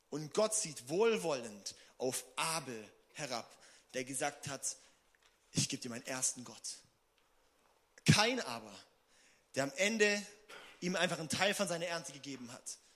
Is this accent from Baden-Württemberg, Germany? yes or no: yes; Singen, Baden-Württemberg, Germany; Ich brauche einen neuen Auspuff am Auto, weil ich komme aus Singen.